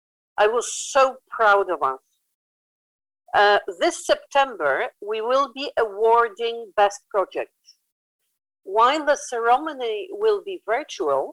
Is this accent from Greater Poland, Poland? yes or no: no; Krakow, Lesser Poland, Poland; in Poland in my hometown of Krakow